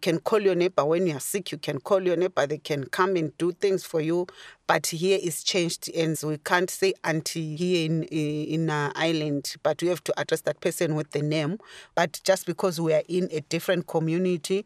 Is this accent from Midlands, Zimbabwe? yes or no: no; Bulawayo, Zimbabwe; moved away as an adult; now in Ireland; I'm from Zimbabwe, Bulawayo, Matabele in Zimbabwe.